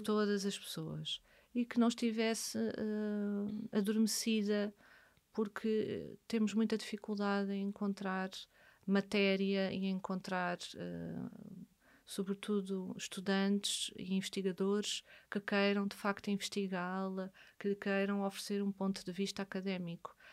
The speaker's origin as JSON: {"language": "Portuguese", "town": "Amadora", "region": "Lisbon", "country": "Portugal", "tie": "born or raised there", "said": "nasci na Amadora e vivi na Amadora"}